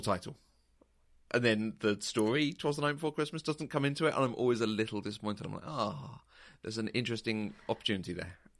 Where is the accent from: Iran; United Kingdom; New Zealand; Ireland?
United Kingdom; as a Brit